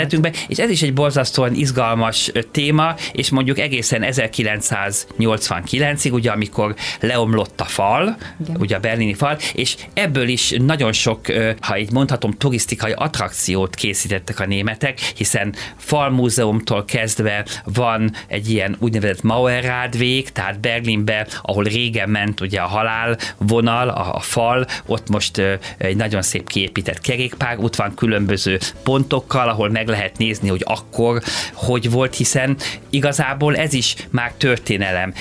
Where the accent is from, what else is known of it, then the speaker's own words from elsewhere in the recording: Hungary; képviselhetem magyarként, ö, Magyarországon. Ennek ugye nagyon sok előnye van, hogy én, én hazai, ö, ember vagyok